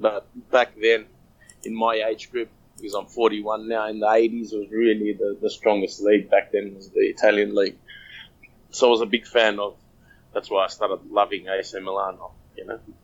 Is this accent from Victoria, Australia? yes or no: no; Sydney, New South Wales, Australia; first language Macedonian; also born or lived in Sweden; I'm, I'm born in Australia, but mm-hmm. my mother and father are Macedonian